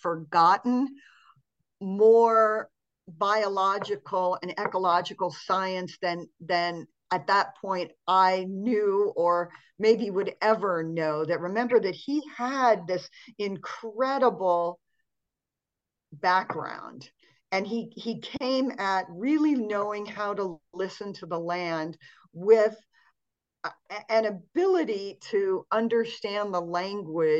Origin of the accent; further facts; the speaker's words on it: Montana, United States; I grew up in Montana, which is kind of a cold climate here in the United States.